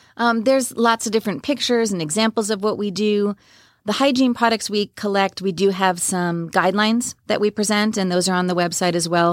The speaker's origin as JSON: {"language": "English", "area": "Long Island", "region": "New York", "country": "United States", "tie": "born or raised there", "also_born_or_lived": "Washington State", "moved": "yes", "lives_now": "Frisco, United States", "said": "I grew up in New York on Long Island"}